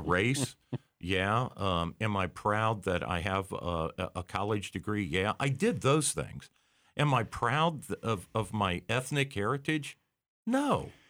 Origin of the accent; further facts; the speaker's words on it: Ohio, United States; I'm not proud of being an Ohioan